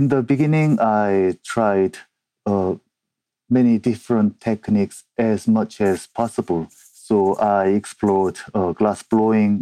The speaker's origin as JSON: {"language": "English", "country": "South Korea", "second_language": "English", "moved": "as an adult", "lives_now": "Edinburgh, United Kingdom", "said": "I'm originally from South Korea. I have been living and working in Edinburgh, Scotland for over 14 years"}